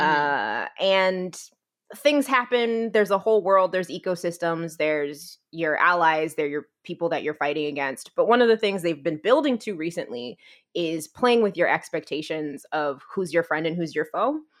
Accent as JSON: {"language": "English", "region": "New Jersey", "country": "United States", "tie": "born or raised there", "also_born_or_lived": "Gainesville", "moved": "as an adult", "lives_now": "Texas, United States", "said": "I'm originally from New Jersey. I grew up, I wanna say, like, fifteen minutes outside of Manhattan."}